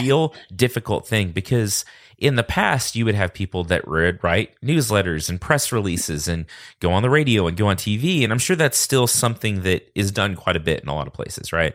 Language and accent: English; Texas, United States; I grew up in Texas